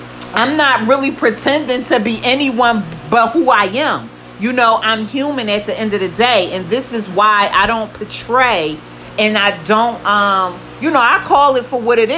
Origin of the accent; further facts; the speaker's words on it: United States; I am African American